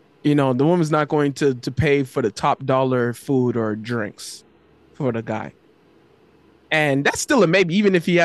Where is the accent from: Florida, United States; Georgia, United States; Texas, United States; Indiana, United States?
Florida, United States; I'm from Florida